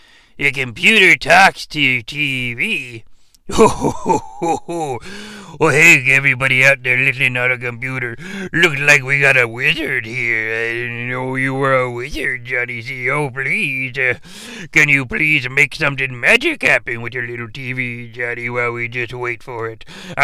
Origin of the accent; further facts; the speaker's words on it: Canada; being a Canadian, it just really didn't resonate with this shooter.